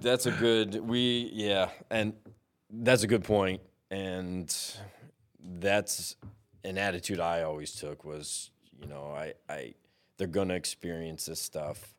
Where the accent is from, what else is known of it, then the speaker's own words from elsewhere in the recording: Chittenango, New York, United States; also born or lived in Binghamton; I grew up in Chittenango